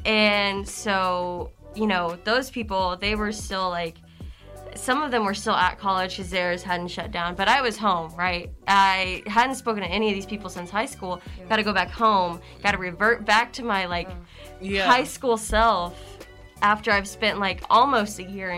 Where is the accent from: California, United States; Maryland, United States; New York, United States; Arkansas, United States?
Arkansas, United States; Warren; I'm from Warren, Arkansas.